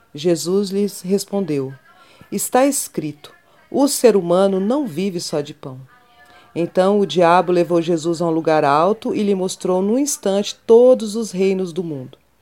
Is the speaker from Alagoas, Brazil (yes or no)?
no; Orós, Ceará, Brazil; now in Goiânia, Brazil; Sou cearense, natural de Oroz, né, no sertão do Ceará